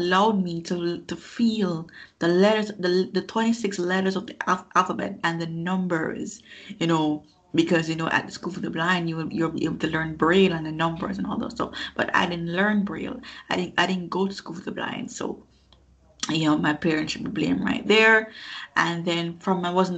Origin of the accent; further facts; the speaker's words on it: Kingston, Jamaica; also born or lived in New York; I grew up in Kingston, Jamaica